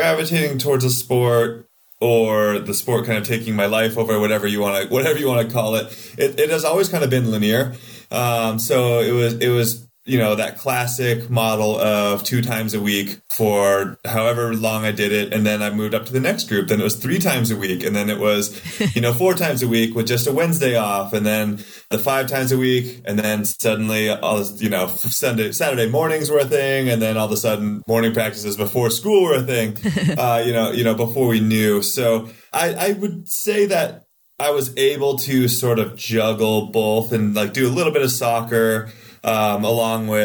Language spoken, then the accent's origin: English; Seattle, Washington, United States; moved away as an adult; I grew up in the Seattle area